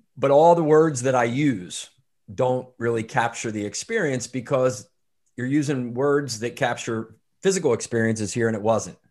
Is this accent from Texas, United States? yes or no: no; outside of Philadelphia, Pennsylvania, United States; I grew up outside of Philadelphia, um, Irish Catholic family